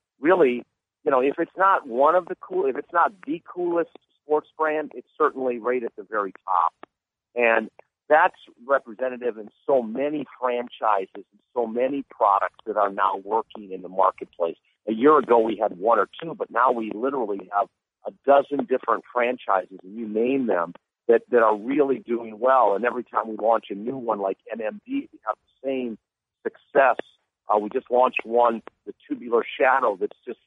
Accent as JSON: {"language": "English", "town": "Green Bay", "region": "Wisconsin", "country": "United States", "said": "I'm from Green Bay"}